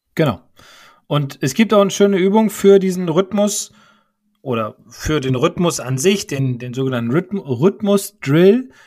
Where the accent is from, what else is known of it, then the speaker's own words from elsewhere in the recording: Bremen, Germany; als Bremer